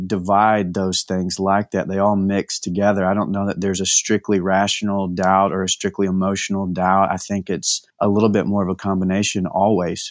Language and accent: English; East Texas, United States; moved away as an adult; now in Temple, United States; Born and bred in East Texas, but moved a little bit west about 10 years ago for college